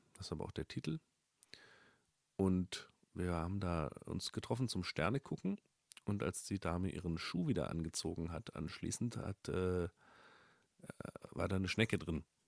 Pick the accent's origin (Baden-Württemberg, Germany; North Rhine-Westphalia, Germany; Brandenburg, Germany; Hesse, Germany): Baden-Württemberg, Germany; Upper Rhine Plain near Freiburg; now in Berlin, Germany; in der Rheinebene, wo ich aufgewachsen bin